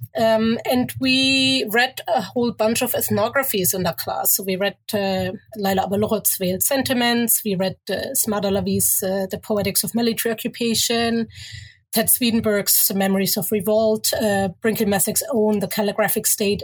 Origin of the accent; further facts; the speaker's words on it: Germany; moved away as an adult; also born or lived in Egypt (mother's origin) / Cairo, Egypt; now in Toronto, Canada; growing up in Germany, but going to Egypt uh, pretty much every year, which is where my mother is from